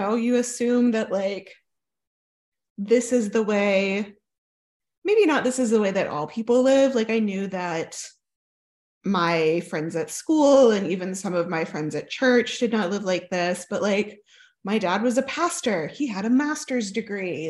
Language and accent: English; Oklahoma, United States; also born or lived in southern United States; I grew up mostly in Oklahoma